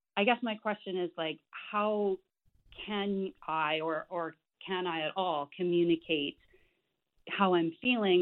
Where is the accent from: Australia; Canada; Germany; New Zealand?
Canada; I'm Canadian.